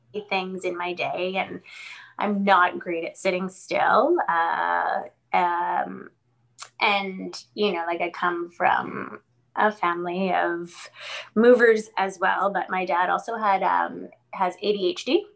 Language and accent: English; New York, United States; moved away; I'm from New York originally